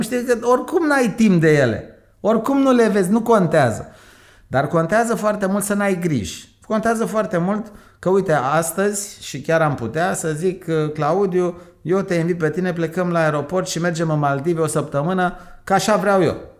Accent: Romania; moved away as an adult; eu am plecat în 82 din România

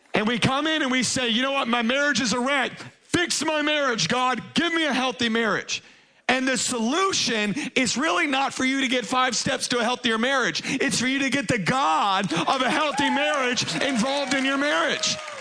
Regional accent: Baton Rouge, Louisiana, United States; moved away; I was raised in Baton Rouge, Louisiana

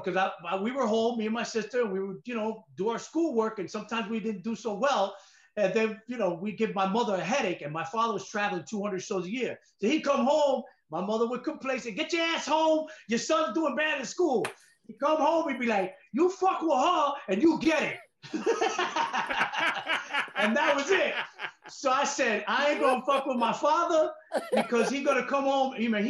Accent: Manhattan, Rockland County, New York, United States; born or raised there

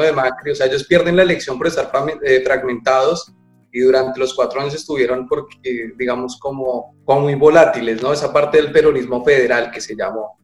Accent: Colombia; now in Argentina

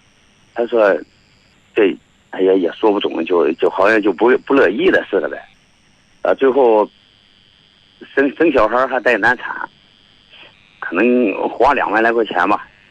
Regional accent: Hebei, China; accent: Hebei dialect; 那咱们河北话也可以讲

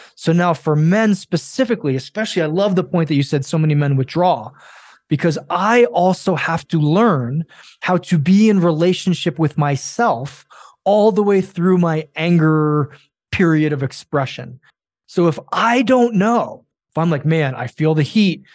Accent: Japan; I grew up in Japan

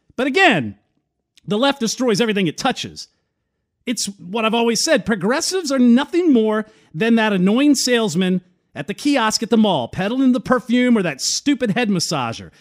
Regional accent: Virginia, United States; I'm not from California, I'm actually from Virginia

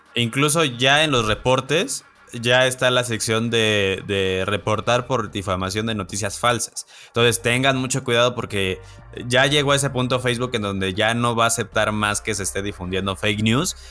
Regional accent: Celaya, Guanajuato, Mexico; Yo soy de Celaya, Celaya, Guanajuato

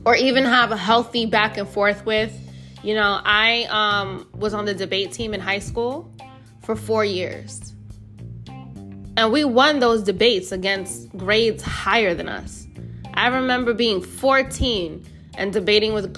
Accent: United States; I'm fucking American. I barely speak Spanish

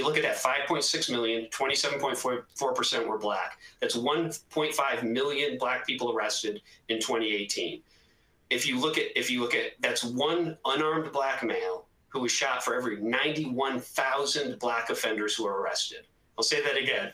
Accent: Northeast, United States; I'm from the Northeast

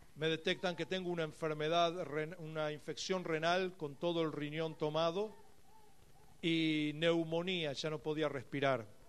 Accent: Buenos Aires, Argentina; moved away as an adult; now in Beersheba, Israel; en una ciudad cercana de Buenos Aires, donde yo nací

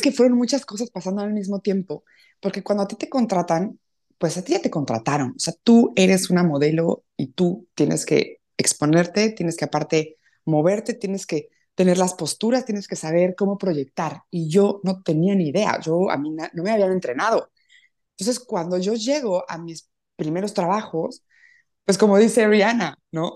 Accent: Puebla, Mexico; Yo soy poblana, eh, muy orgullosa de verdad de, ser de Puebla, muy contenta de ser mexicana

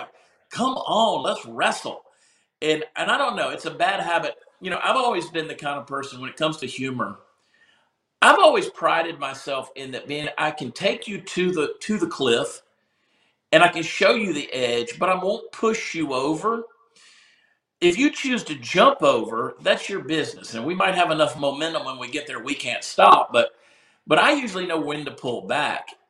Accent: the South, United States; And I grew up in the South.

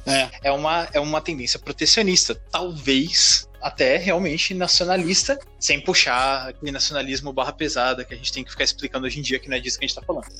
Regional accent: Brazil; aqui o Brasil

